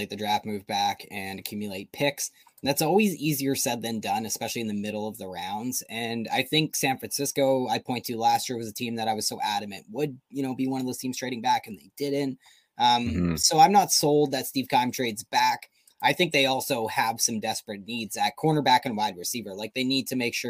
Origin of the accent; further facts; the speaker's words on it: Canada; We're too Canadian